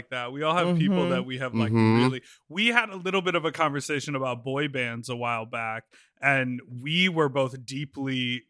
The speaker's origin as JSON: {"language": "English", "town": "Evanston", "region": "Illinois", "country": "United States", "tie": "born or raised there", "said": "There was a store in my hometown. I grew up in Evanston, which is where Northwestern is, just out of Chicago."}